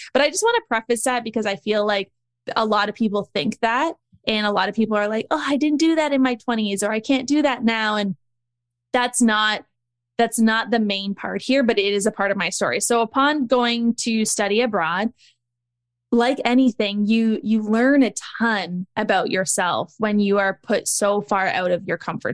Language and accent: English; Niagara Falls, Ontario, Canada; moved away as an adult; also born or lived in Australia / Dubai; I grew up in Niagara Falls, Canada